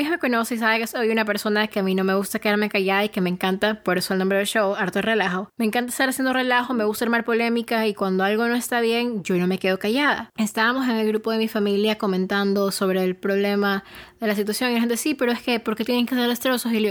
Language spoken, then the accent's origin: Spanish; Ecuador; que soy una persona, sí, soy ecuatoriana, soy latina, pero soy de tez bastante clara